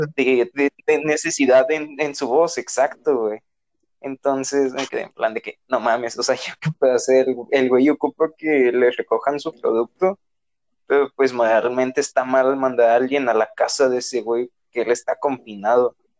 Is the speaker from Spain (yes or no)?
no; Nuevo León, Mexico; todos somos de aquí de Nuevo León